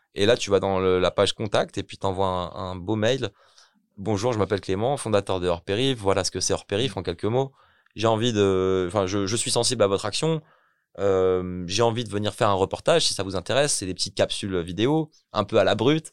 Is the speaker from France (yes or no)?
yes; Ermont, Île-de-France, France; moved away as an adult; also born or lived in Belgium; moi-même je viens d'Hermont, donc Hermont c'est une petite ville dans le 95, que j'ai grandi à Hermont